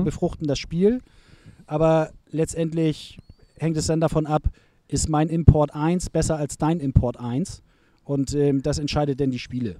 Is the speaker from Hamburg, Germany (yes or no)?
yes; Hamburg, Germany; Ich bin in Bildstedt aufgewachsen